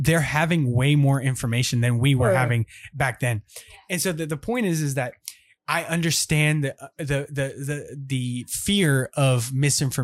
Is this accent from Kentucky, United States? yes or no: no; Minot, North Dakota, United States; Minot, North Dakota. Yes, I was born in North Dakota.